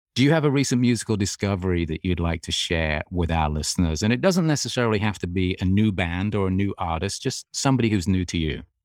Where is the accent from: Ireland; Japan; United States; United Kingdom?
United Kingdom; England; moved away; I grew up in England